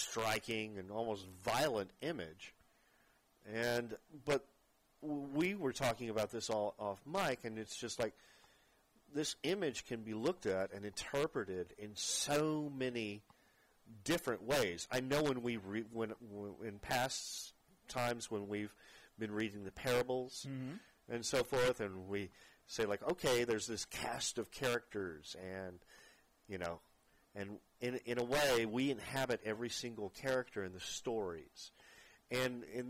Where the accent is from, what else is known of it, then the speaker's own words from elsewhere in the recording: Fort Worth, Texas, United States; moved away; my hometown in Fort Worth